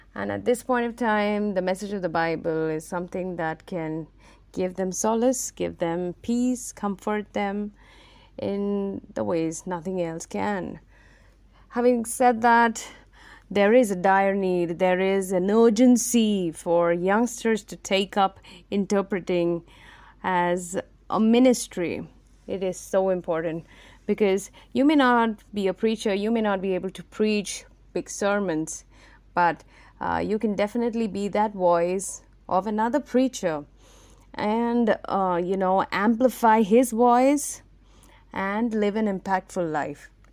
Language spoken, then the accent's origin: English; Mumbai, Maharashtra, India; I specifically come from Mumbai, India, which is a cosmopolitan city